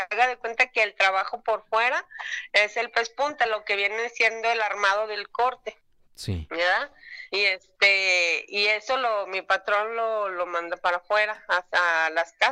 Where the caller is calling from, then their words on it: Guadalajara, Jalisco, Mexico; de Guadalajara.